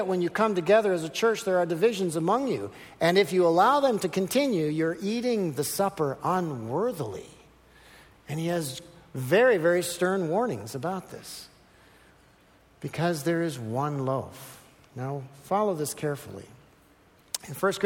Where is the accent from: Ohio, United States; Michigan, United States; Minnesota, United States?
Minnesota, United States; I'm from Minnesota